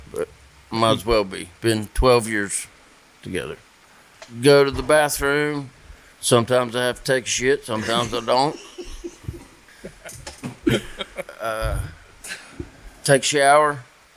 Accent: Fairview, North Carolina, United States; I grew up in Fairview

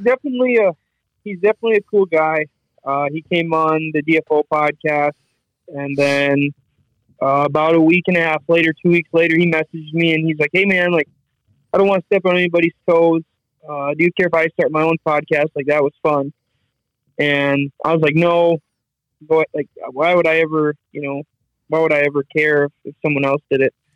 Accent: South Dakota, United States; I'm from South Dakota.

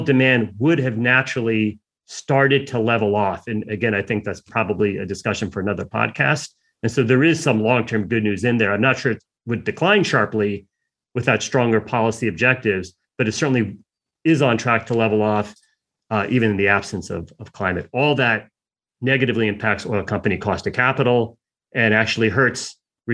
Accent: United States; I'm an American

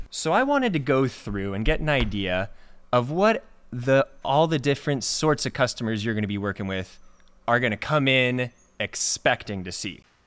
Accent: Washington, United States; growing up in Washington State

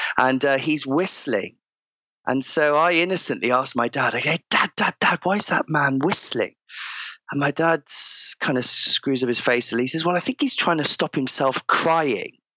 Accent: Cheltenham, South West England, United Kingdom; moved away; I grew up in uh, in the Cotswolds, uh, Cotswold area of uh, of the of the UK. So uh, a small town called Cheltenham Spa, right in the centre of uh, of Gloucestershire

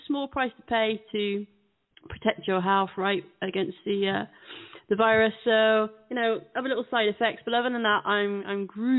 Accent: United Kingdom; us Brits love our food.

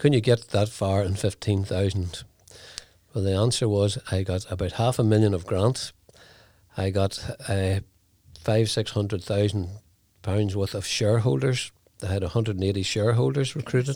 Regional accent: Lurgan, Northern Ireland, United Kingdom; moved away as an adult; now in Newry, United Kingdom; had sold a business situated in Lurgan where I was brought up

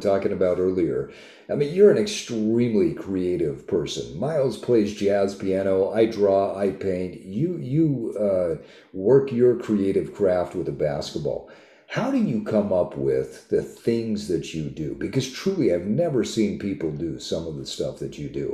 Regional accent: Utah, United States; I grew up in Utah.

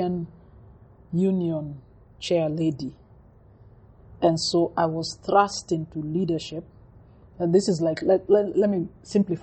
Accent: Nairobi, Kenya; now in Thika, Kenya; I was born in Nairobi, raised in Nairobi.

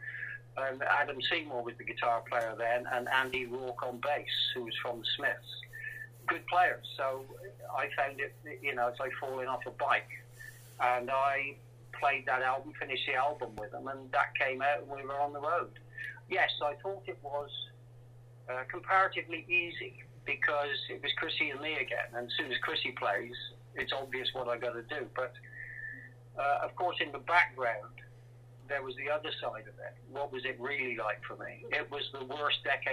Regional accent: England, United Kingdom; being English

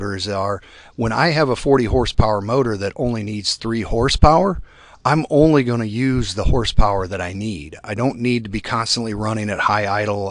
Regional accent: Iowa, United States; I am from Iowa

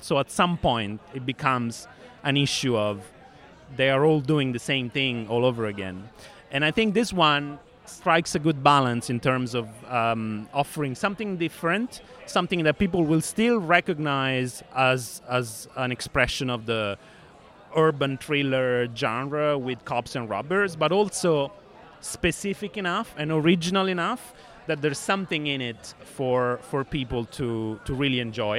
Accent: Rome, Lazio, Italy; my hometown is from rome

